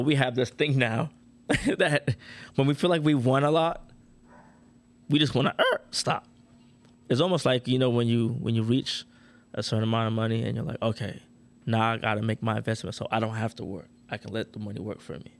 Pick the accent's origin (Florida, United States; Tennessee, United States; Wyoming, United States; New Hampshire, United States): Florida, United States; Orlando; I'm from Orlando